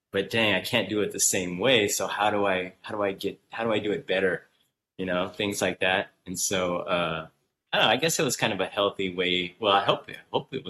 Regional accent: Southern California, United States; I came from Southern California. I was born and raised here

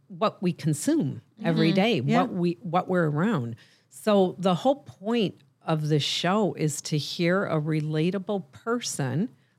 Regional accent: Michigan, United States; I'm a serial entrepreneur, a life coach, and the founder of The Nooner Show, and I'm also from Michigan.

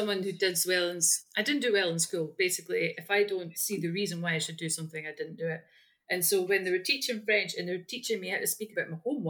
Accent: Scotland, United Kingdom; also born or lived in Sweden; I don't speak English, I speak Scots. Don't ask me, I'm no good at English. It's not my first language

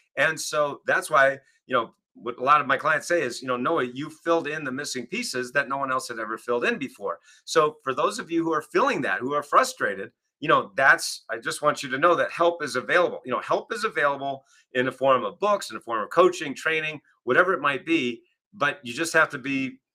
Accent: Kennebunkport, Maine, United States; now in Northeast Ohio, United States; at our home growing up in Kennebunkport, Maine

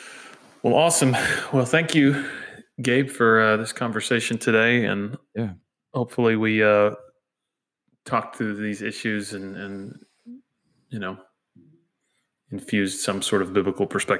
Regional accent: United States; And then, yes, I am an American.

